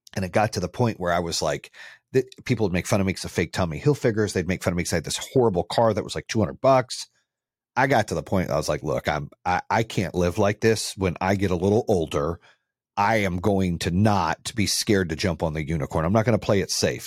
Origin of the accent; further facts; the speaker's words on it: Phoenix, Arizona, United States; also born or lived in Birmingham, Michigan; now in Charlotte, United States; I grew up in Phoenix and then I lived in Charlotte for a long time